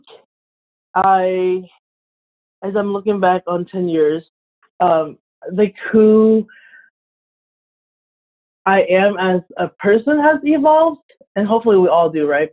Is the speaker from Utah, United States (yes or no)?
no; Orange County, California, United States; now in San Diego, United States; growing up in Orange County